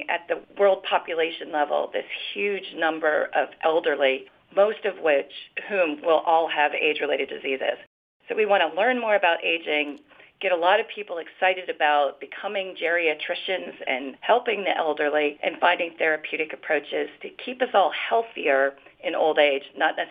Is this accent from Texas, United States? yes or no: no; Florida, United States; now in Minnesota, United States; I came to Minnesota from Florida, and all I know is that the frogs there could always tell us when bad weather was coming.